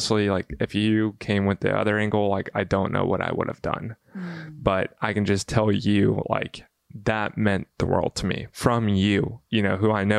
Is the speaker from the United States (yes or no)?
yes; Bible Belt, the South, United States; I grew up in the South in the Bible Belt